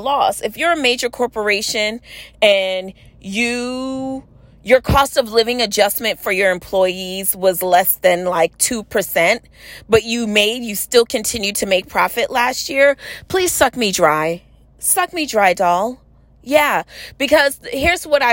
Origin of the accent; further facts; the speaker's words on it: New York City, New York, United States; I'm from New York City